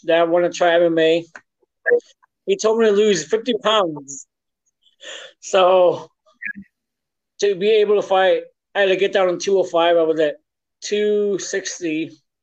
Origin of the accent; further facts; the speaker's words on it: Illinois, United States; moved away as an adult; now in Wisconsin, United States; I'm originally from Illinois